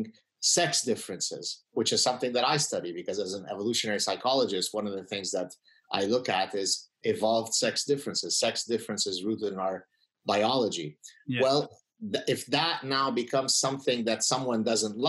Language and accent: English; Lebanon; also born or lived in United States; now in Canada; So I come from Lebanon. We are Lebanese Jews who escaped the civil war